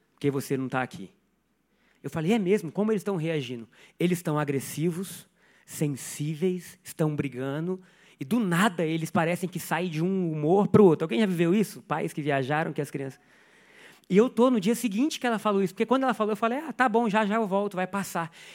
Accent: Brazil; sou brasileiro

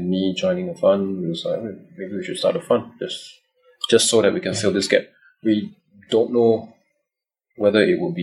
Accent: Singapore; also born or lived in Los Angeles, United States / Mountain View, United States; I'm born and raised in Singapore

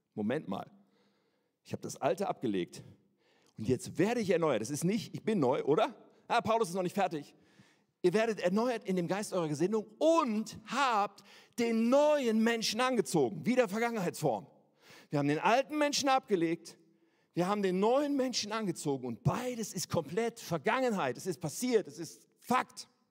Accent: Germany; als Deutsche mit einem deutschen Pass

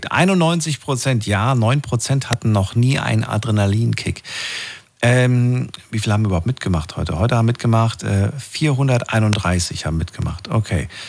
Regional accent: Black Forest, Baden-Württemberg, Germany; Ich komme ja aus dem Schwarzwald.

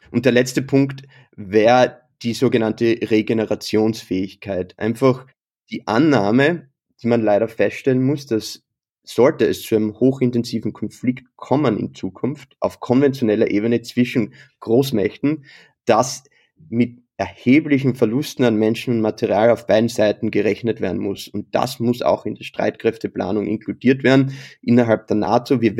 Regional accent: Austria; als Österreicher, als Gelernter natürlich

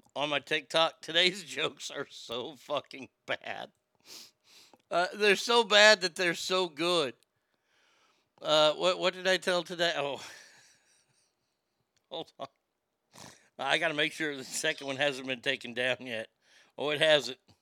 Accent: Garland, Texas, United States; my hometown

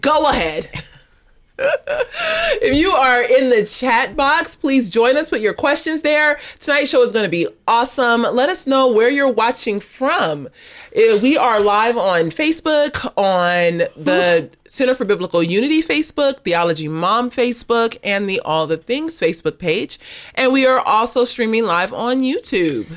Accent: Los Angeles, California, United States; I grew up in South L A in the nineties

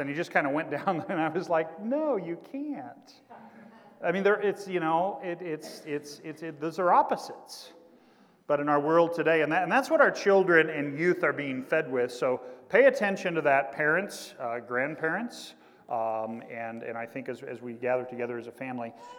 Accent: Kansas, United States; now in Indiana, United States; my home state teams from Kansas

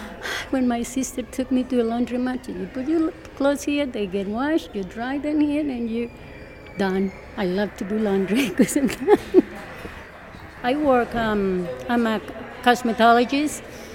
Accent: Colombia; moved away as an adult; now in United States; I grew up in Colombia.

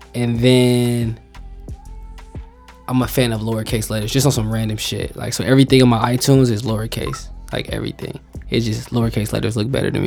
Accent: Indiana, United States; also born or lived in Chicago, Illinois / Markham, Illinois; Indiana, just because I had my high school and college years, and then I was born in Chicago, and so I lived there till like I was like 9 or 10 in Illinois, Markham, Illinois to be exact, and then we moved to Indiana

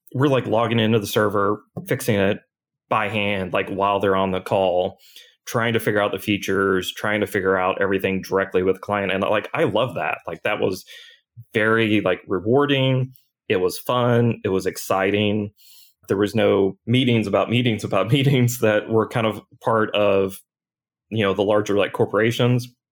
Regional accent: New Albany, Indiana, United States; I grew up in Southern Indiana.

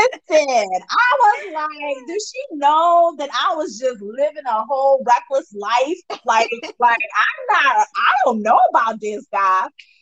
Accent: Nigeria; I'm Nigerian.

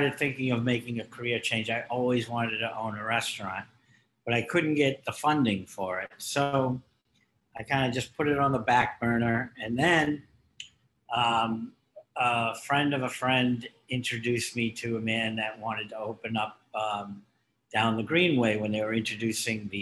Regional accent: Newton, Massachusetts, United States; also born or lived in Rhodes, Greece; I was born and raised in Newton

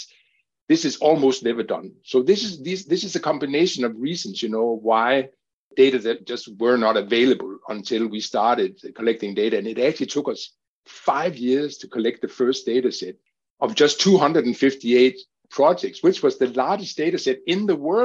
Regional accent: Denmark; my home country, which is Denmark

